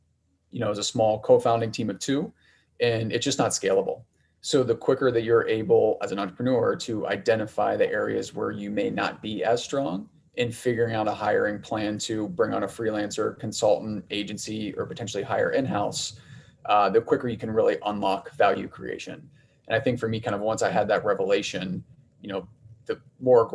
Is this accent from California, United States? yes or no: no; Ohio, United States; moved away as an adult; also born or lived in New York / Chicago; I'm from the Midwest, from Ohio, went to school out east for undergrad, ended up in New York after school